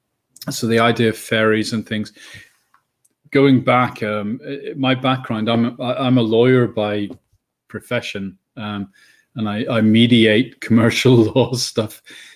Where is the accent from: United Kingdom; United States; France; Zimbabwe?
United Kingdom; Northern Ireland; born there; now in Bristol, United Kingdom; but you can probably tell I'm not English. I'm Irish. I was born in Northern Ireland, so I've been in England about 30 years.